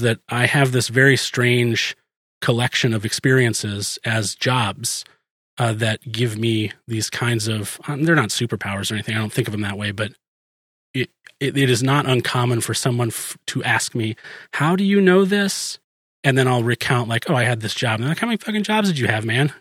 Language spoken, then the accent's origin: English; New Hampshire, United States; moved away; I was born in New Hampshire